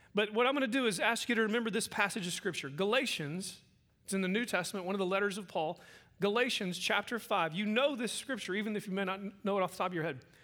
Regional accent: Oklahoma, United States; moved away as an adult; now in Midland, United States; I'm from Midland, Texas. Um, wasn't born and bred there. I was actually uh, raised in Oklahoma

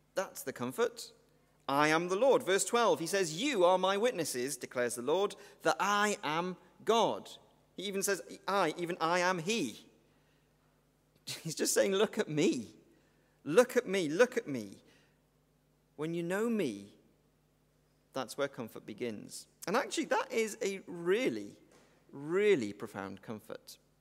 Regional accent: Welsh, Wales, United Kingdom; I'm Welsh

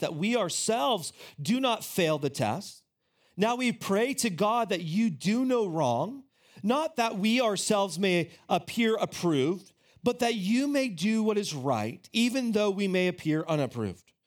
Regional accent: United States

